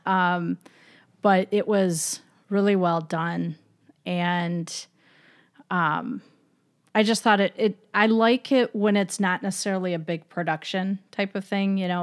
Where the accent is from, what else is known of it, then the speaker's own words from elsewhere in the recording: Michigan, United States; I'm from Michigan